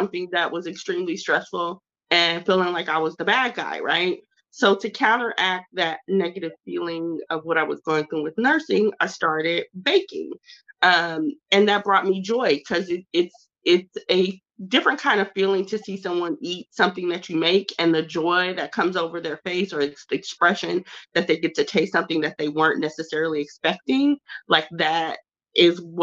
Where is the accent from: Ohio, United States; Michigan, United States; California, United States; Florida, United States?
California, United States; Southern; also born or lived in St. Paul, Minnesota; I was born in St. Paul, Minnesota, but raised by way of Southern California